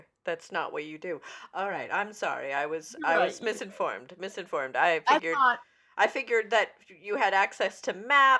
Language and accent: English; Vermont, United States; where I grew up in Vermont, there was a cow college